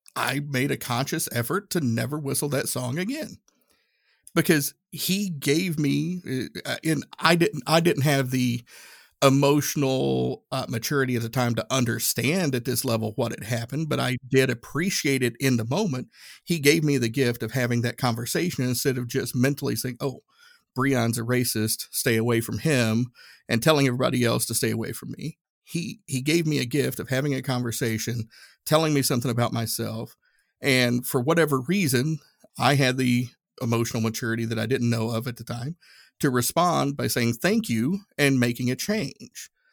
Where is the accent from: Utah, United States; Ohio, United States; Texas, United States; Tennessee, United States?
Tennessee, United States; Northeast; moved away as an adult; growing up in Northeast Tennessee, uh, everybody looked like me